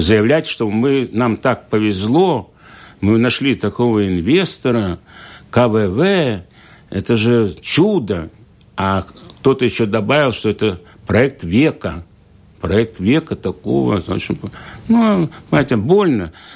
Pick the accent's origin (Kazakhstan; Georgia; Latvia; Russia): Latvia; Liepāja, Kurzeme; где я родился в Лепо